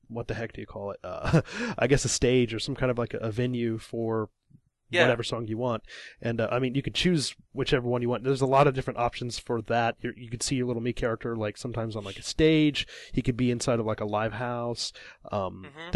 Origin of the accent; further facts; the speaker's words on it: Illinois, United States; now in Japan; I'm from Illinois, middle of America